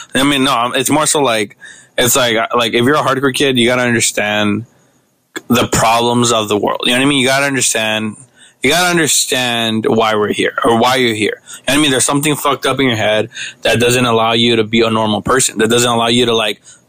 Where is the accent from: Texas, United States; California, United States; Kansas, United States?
California, United States; Los Angeles; also born or lived in Mexico; I'm from South Central